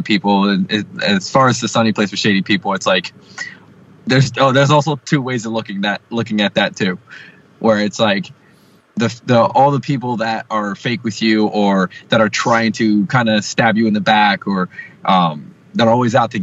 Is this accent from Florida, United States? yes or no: no; New Jersey, United States